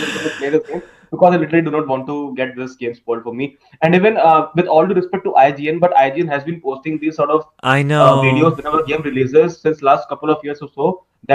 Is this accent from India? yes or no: yes; India; Actually, I'm from India.